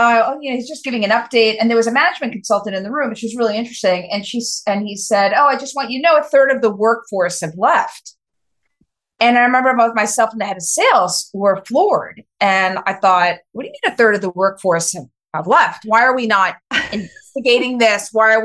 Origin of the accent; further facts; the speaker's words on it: New York City, New York, United States; I'm a New Yorker, born and raised, very proud.